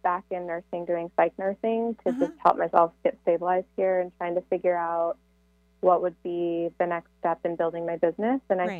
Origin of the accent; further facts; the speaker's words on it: California, United States; moved away as an adult; now in Colorado, United States; I moved from California, which is where I'm from, but to Colorado.